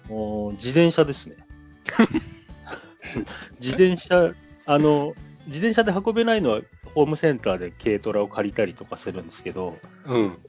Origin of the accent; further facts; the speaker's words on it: Tokyo, Japan; moved away as an adult; also born or lived in Hiroshima / Okayama; now in Kagoshima, Japan; 東京、僕東京生まれなんですけど、はい、生まれてから実家にいたのは20歳までで